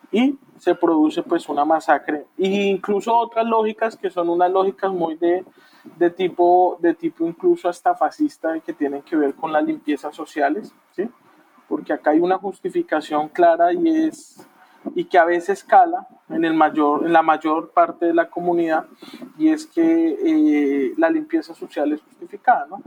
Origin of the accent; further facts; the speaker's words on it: Bogotá, Colombia; viví, crecí en Bogotá